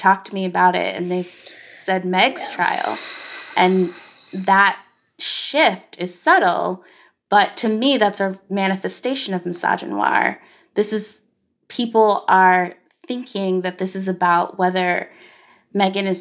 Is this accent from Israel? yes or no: no; Arkansas, United States; as a Black girl growing up in Arkansas.